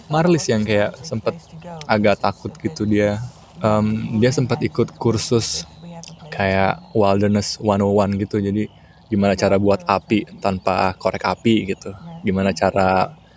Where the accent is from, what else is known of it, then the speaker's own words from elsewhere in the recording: Jakarta, Indonesia; aku apa gede di Jakarta